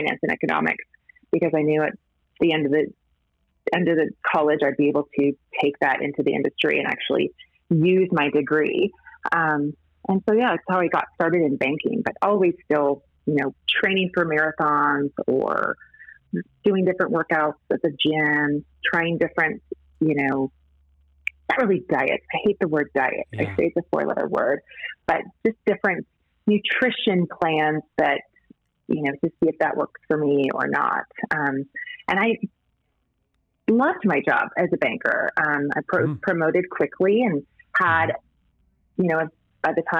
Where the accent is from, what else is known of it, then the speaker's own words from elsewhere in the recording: Montana, United States; I grew up in Montana, the daughter of a cattle rancher